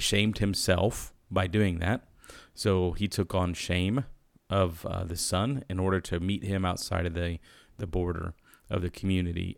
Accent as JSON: {"language": "English", "country": "United States", "said": "as an American"}